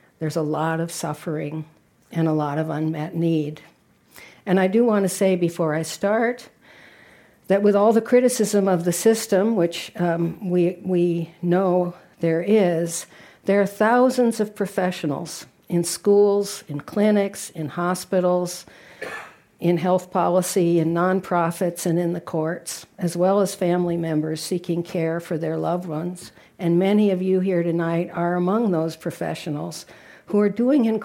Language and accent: English; San Francisco, California, United States; moved away as an adult; also born or lived in Washington, D.C.; now in Minnesota, United States; back home here in my hometown